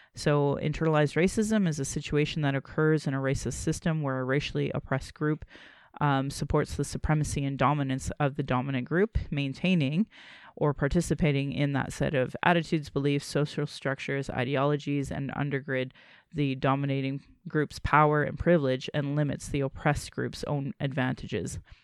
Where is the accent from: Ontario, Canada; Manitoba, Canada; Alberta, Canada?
Alberta, Canada; Calgary; I was born in Calgary